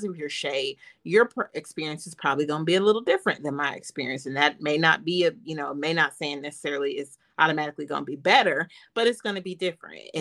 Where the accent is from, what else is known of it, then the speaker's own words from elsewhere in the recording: Chattanooga, Tennessee, United States; I'm from Chattanooga, Tennessee